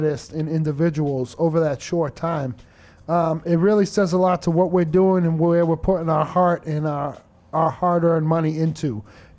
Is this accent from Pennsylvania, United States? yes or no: no; Lowell, Massachusetts, United States; me growing up in Lowell